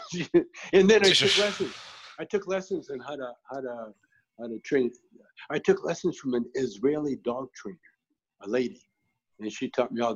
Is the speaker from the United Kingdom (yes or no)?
no; Canada; I grew up in Canada, you know, kind of in the country